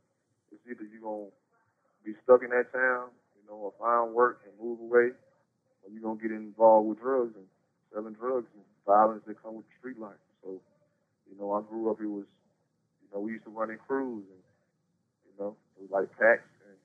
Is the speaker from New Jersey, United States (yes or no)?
no; Eden, North Carolina, United States; I'm from Eden, North Carolina. I grew up with my grandma, really.